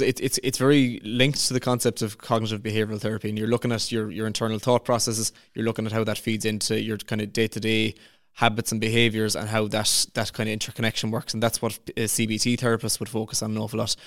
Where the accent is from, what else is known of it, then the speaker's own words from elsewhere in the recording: Clarecastle, Munster, Ireland; I'm from Clarecastle in County Clare.